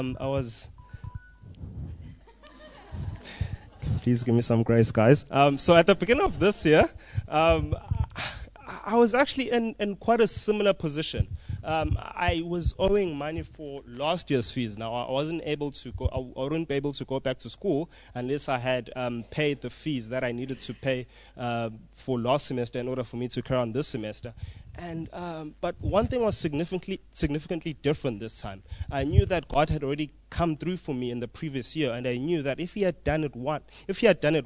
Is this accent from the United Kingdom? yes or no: no; Umlazi, KwaZulu-Natal, South Africa; I'm from Umlazi